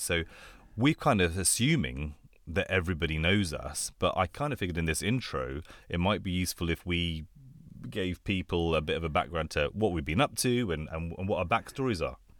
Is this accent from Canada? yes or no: no; London, United Kingdom; also born or lived in Bangkok, Thailand; I grew up in London